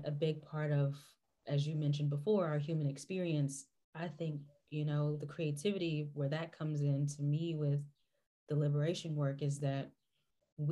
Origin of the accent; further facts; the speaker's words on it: western North Carolina, United States; I come from the western side of the state